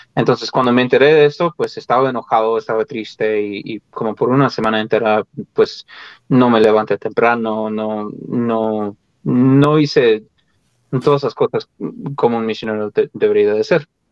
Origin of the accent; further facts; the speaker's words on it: Colorado, United States; moved away as an adult; yo nací en el estado de Colorado, aquí en Estados Unidos, y viví ahí, pues, ah, de, niño, de adolescente, y hasta que me fui a la misión.